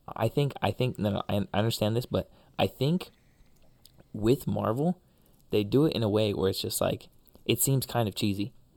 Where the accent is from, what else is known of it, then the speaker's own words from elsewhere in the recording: Budapest, Hungary; moved away; my hometown